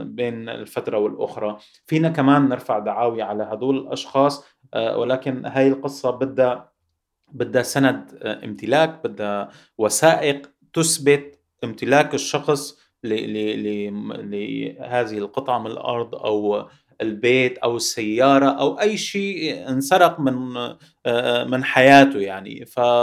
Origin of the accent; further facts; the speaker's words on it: Syria; moved away as an adult; now in Paris, France; بحقنا كسوريين